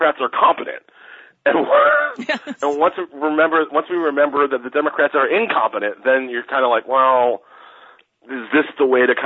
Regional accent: New York City, New York, United States; I was born in Queens

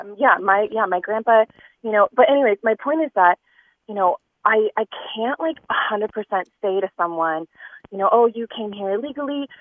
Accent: United States; I was born in the United States. I am first generation

